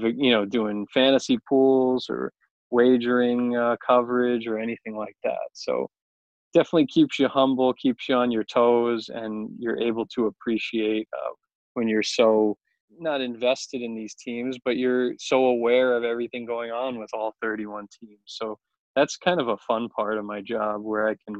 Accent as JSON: {"language": "English", "area": "Long Island", "region": "New York", "country": "United States", "tie": "born or raised there", "said": "I grew up on Long Island"}